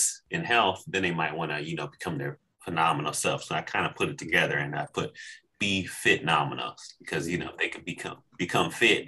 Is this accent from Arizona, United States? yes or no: yes; Arizona, United States; born and raised in Arizona